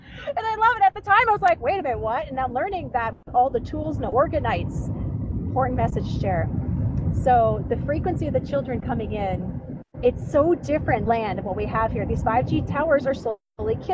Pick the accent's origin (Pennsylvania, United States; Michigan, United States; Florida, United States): Florida, United States; Clearwater; also born or lived in Pasco County, Florida / Pinellas County, Florida / New Port Richey, Florida; I was born and raised in Clearwater, Florida, which is amazing